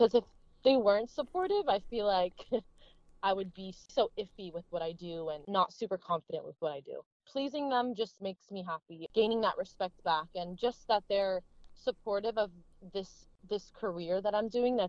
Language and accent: English; United States; a Middle Eastern girl growing up in America